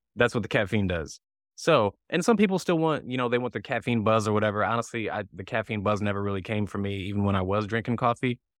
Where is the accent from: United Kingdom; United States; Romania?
United States; near Saint Louis, Missouri; now in Southern California, United States; I grew up near Saint Louis